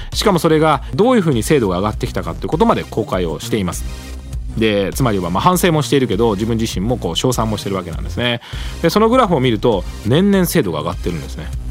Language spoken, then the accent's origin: Japanese; Gifu, Japan; moved away; 私が住んでいた幼い頃の地域は私は岐阜出身なんですが